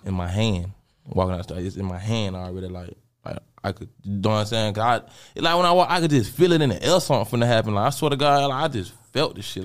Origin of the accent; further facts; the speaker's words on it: Jacksonville, Florida, United States; I'm from Jacksonville, Florida.